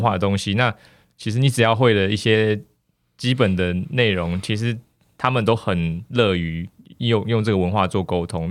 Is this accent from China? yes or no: no; Taiwan; moved away as an adult; also born or lived in Australia; 因为我自己以前在台湾的时候，其实是 很安逸的一个状态